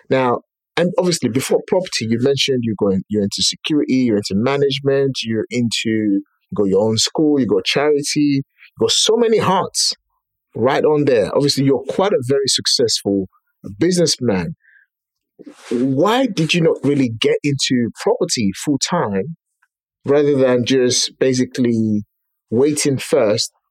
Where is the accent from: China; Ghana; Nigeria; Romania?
Nigeria; moved away as an adult; I was born and raised in Nigeria, been here for 17 years, going to 18 years now.